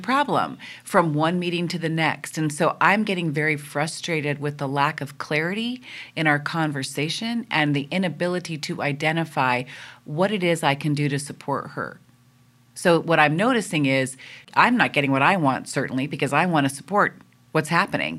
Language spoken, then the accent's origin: English; East Coast, United States; now in West Coast, United States; I'm from the East Coast, and that is considered what is good interesting, lively conversation